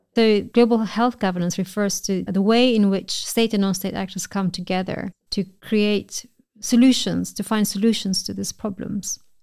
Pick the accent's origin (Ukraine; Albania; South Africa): Albania; moved away as an adult; also born or lived in United Kingdom; I'm originally from Albania